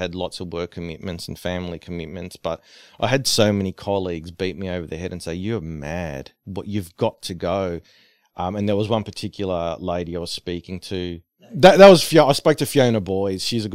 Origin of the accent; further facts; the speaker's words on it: Australia; I'm from Australia